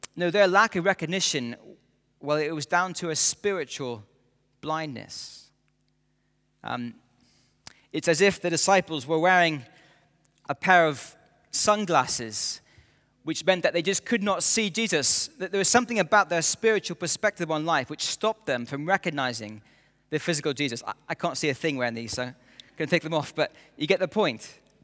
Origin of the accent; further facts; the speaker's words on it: near Edinburgh, Scotland, United Kingdom; As a schoolboy growing up near Edinburgh